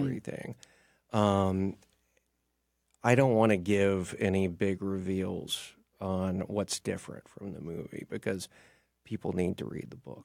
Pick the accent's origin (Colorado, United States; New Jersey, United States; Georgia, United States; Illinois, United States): Georgia, United States; Stone Mountain; I grew up in Stone Mountain